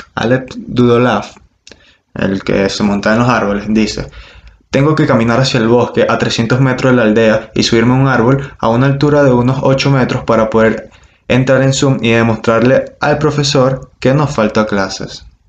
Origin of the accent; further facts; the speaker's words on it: Margarita Island, Nueva Esparta, Venezuela; yo soy de Margarita